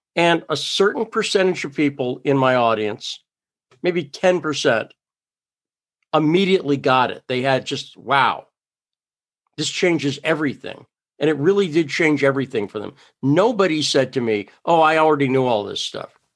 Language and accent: English; Massachusetts, United States; also born or lived in New York / California / Idaho; now in South Dakota, United States; I grew up in Massachusetts